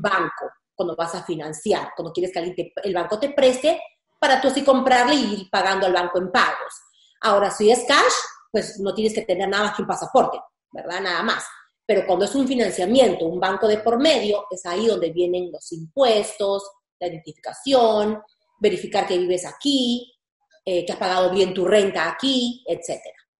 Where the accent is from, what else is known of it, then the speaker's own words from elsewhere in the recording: Peru; now in United States; yo soy de Perú